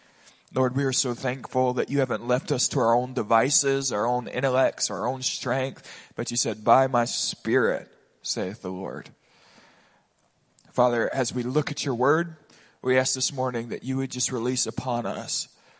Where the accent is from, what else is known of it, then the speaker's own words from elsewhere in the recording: Pensacola, Florida, United States; I grew up in Pensacola, Florida in the 90s.